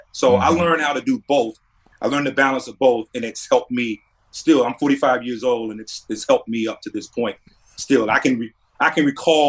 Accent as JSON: {"language": "English", "region": "North Carolina", "country": "United States", "tie": "born or raised there", "said": "Representing my hometown, representing the state of North Carolina"}